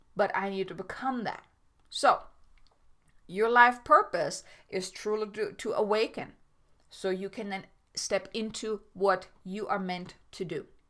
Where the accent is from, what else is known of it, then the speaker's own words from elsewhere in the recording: Germany; moved away as an adult; I grew up in Germany. I mean, I am German. I didn't come here until I was twenty-four, twenty-five, twenty-five.